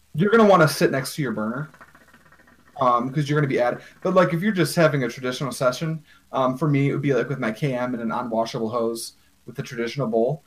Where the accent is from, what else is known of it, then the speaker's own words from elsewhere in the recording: United States; as an American